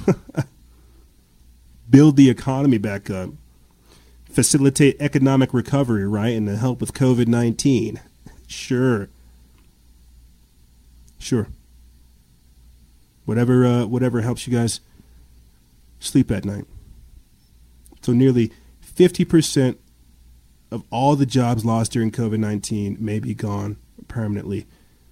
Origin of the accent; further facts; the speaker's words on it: South Carolina, United States; moved away; I'm from South Carolina. I've got family out there.